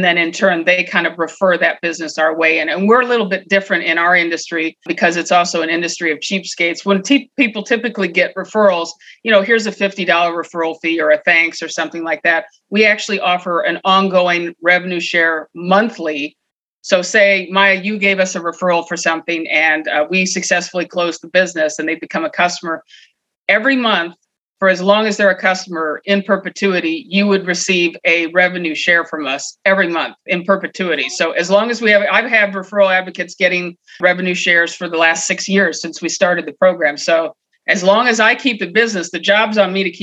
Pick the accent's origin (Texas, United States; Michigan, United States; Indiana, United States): Michigan, United States; also born or lived in Columbus, Ohio; now in San Luis Obispo, United States; I'm originally a Midwest girl. Obviously I grew up in Michigan